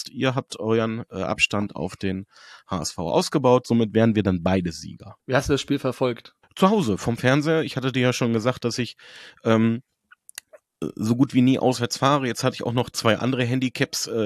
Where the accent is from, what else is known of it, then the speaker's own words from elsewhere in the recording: Hanover, Lower Saxony, Germany; Und ich bin Hannoveraner, ich kenne Hannover seit vielen, vielen Jahren, ich weiß, wozu wir imstande sind.